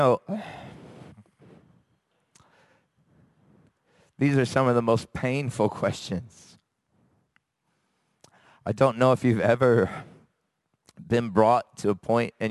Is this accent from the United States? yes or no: yes; United States; moved away; I'm from America